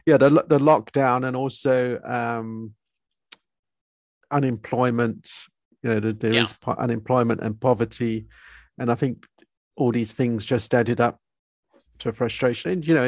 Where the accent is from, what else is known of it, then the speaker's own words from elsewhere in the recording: United Kingdom; moved away as an adult; now in South Africa; Okay, I'm originally from United Kingdom, and I've came to South Africa in 1990 when I was 20 years old.